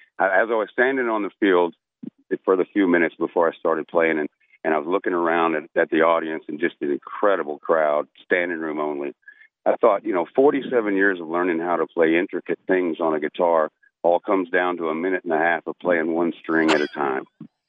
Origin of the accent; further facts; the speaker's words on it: Fort Worth, Texas, United States; now in Florida, United States; I'm actually a Texas boy. I come from Fort Worth, Texas. Been out in Florida about 6 years, I think.